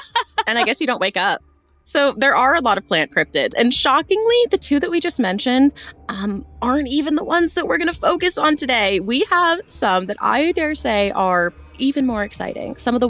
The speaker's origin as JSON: {"language": "English", "region": "Virginia", "country": "United States", "tie": "born or raised there", "said": "our proximity to West Virginia, where Kenny and I grew up in Virginia"}